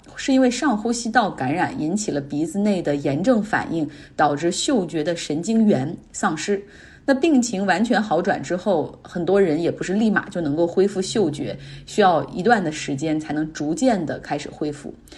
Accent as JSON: {"language": "Chinese", "region": "Northeast China", "country": "China", "moved": "yes", "said": "我们东北人"}